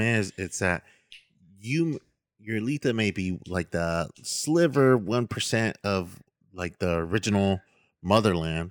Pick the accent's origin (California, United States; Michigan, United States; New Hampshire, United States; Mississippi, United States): California, United States; Stockton; I'm from Southside Stockton